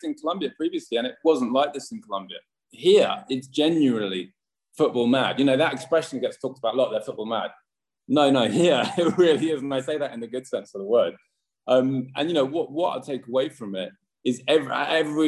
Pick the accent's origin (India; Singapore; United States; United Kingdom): United Kingdom; London; moved away as an adult; now in Paraguay; I grew up in London and my team is from London